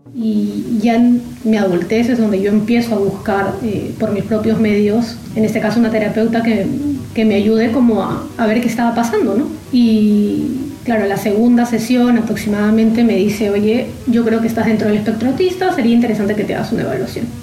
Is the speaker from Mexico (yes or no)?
no; Lima, Peru; soy de Lima, Perú